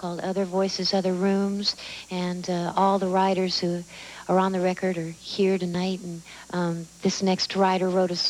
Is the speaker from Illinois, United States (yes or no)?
no; Texas, United States; I first heard this song when I was a young teenager growing up in Texas